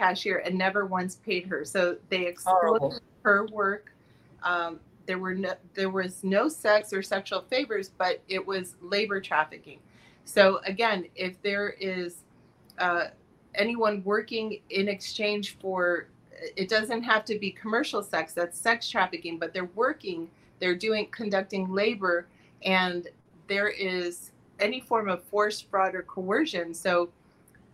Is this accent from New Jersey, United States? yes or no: no; Miami, Florida, United States; I was born here in Miami, Florida. And I had one parent who was from Finland and my dad was American. I grew up in South Florida